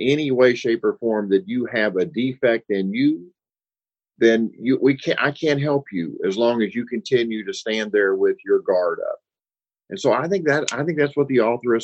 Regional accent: Louisville, Kentucky, United States; when I was growing up on Bank Street, you know, my parents could take me to Fountain Ferry Park

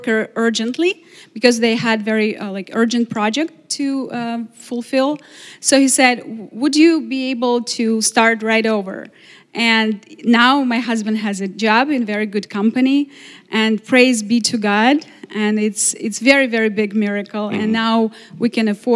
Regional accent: Ukraine; English is a second language; moved away as an adult; now in Glastonbury, United States; we are the family from Ukraine and we need a place to live

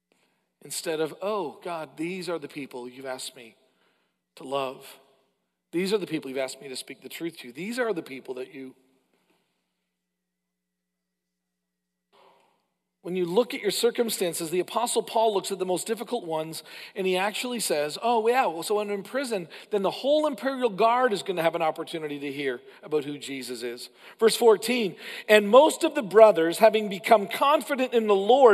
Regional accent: Canada; as a Canadian

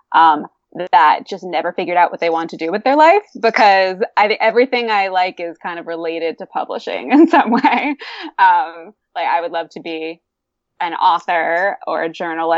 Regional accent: Boston, Massachusetts, United States; moved away; I'm from Boston.

